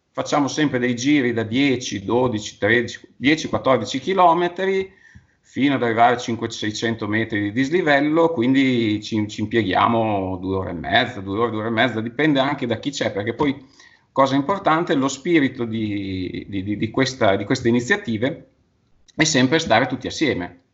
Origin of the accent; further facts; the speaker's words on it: Sasso Marconi, Emilia-Romagna, Italy; qui sono di Bologna, di Sasso Marconi, qui in collina